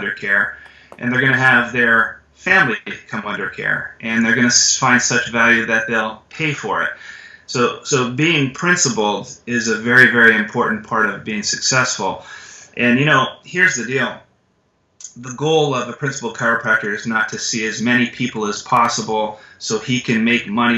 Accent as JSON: {"language": "English", "country": "Canada", "moved": "yes", "said": "I'm from Canada originally, and I was in high school, and I was working at a gas station."}